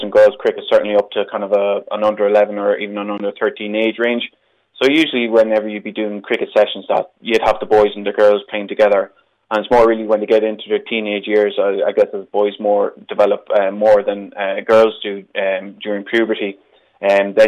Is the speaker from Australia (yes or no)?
no; Ireland; me as an Irish person